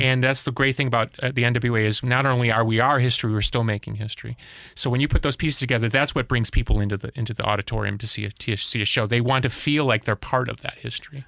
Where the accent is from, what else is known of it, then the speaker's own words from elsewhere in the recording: Chicago, Illinois, United States; I grew up in Chicago